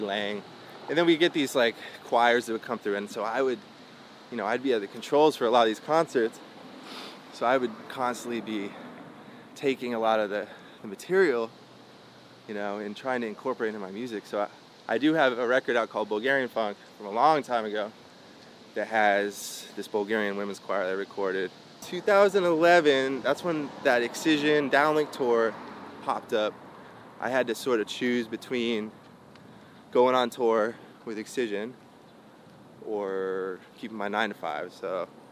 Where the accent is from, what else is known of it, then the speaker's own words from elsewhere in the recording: Santa Cruz, California, United States; also born or lived in Lexington, Kentucky / San Francisco Bay Area; I grew up in in in uh, Santa Cruz